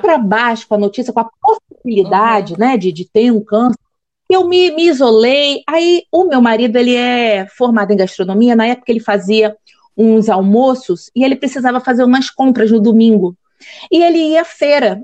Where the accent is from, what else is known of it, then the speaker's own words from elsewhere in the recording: Rio de Janeiro, Brazil; now in Espírito Santo, Brazil; eu sou carioca de nascença, mas já é uma capixaba de coração. Eu moro, aqui, eu moro aqui desde 1996